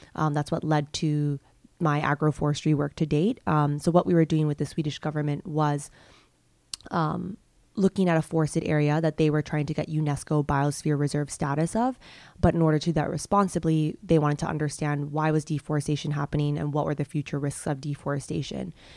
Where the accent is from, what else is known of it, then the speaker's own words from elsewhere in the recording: Hong Kong; moved away as an adult; also born or lived in United States / Ethiopia; I grew up in Hong Kong, came to the U S when I was eighteen for college